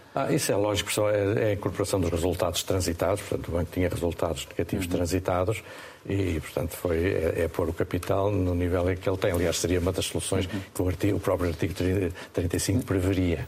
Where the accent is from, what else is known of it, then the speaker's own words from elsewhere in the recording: Estarreja, Centro, Portugal; Esta reja é, é a minha terra, é, é um local que eu gosto muito